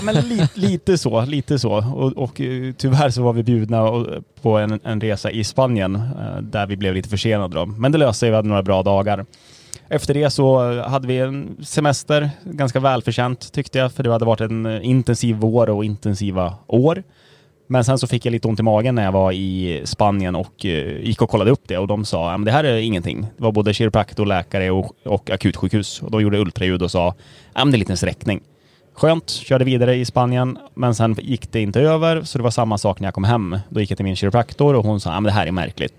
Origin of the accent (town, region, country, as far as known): Gävle, Gävleborg County, Sweden; accent: Gävlemål; moved away as an adult; now in Stockholm, Sweden